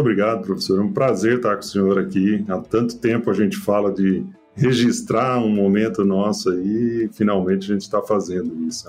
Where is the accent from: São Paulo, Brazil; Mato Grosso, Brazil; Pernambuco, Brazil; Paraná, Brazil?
Mato Grosso, Brazil; also born or lived in Getúlio Vargas, Rio Grande do Sul / Passo Fundo, Rio Grande do Sul; eu nasci, veja só, no Rio Grande do Sul apesar de ter crescido no Mato Grosso